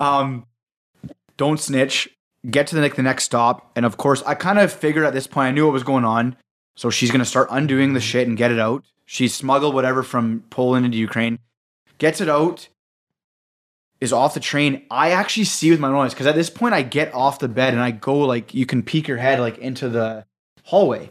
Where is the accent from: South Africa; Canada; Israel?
Canada; we're from Canada